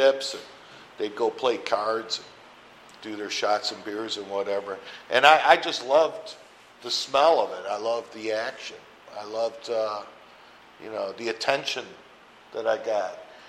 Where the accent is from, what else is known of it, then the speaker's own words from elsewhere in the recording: Rochester, New York, United States; now in Phoenix, United States; I'm from Rochester, New York, and I just had the privilege of going back there for my 40th high school reunion a couple weekends ago.